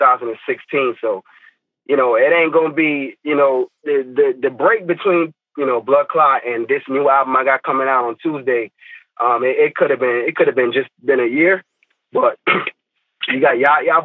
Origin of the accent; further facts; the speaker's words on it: Fort Lauderdale, Florida, United States; also born or lived in Tallahassee, Florida; I'm from Lauderdale